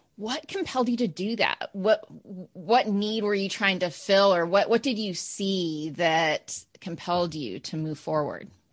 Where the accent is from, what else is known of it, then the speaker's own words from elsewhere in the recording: Maine, United States; being from Maine